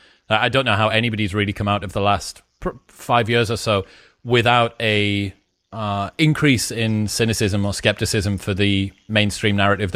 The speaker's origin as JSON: {"language": "English", "country": "United Kingdom", "lives_now": "United States", "said": "It's interesting thinking about ambition being British, where perennially downplaying our ambition."}